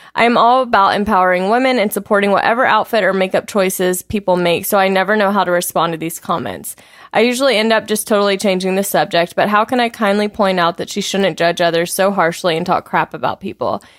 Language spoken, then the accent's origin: English; the South, United States; growing up in the South